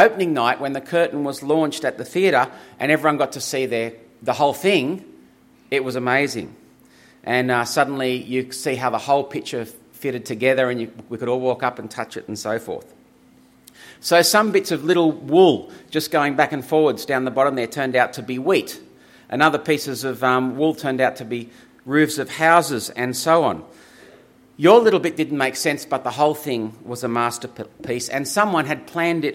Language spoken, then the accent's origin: English; Griffith, New South Wales, Australia; I grew up in Griffith, and when I was growing up there as a teenager